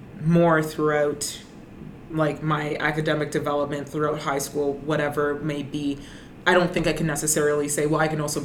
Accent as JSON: {"language": "English", "town": "Brampton", "region": "Ontario", "country": "Canada", "said": "I'm originally from Brenton"}